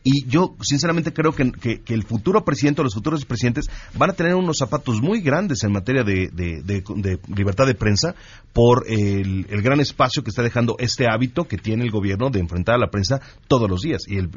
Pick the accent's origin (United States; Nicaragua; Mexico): Mexico; y lo digo, y lo digo como ciudadano mexicano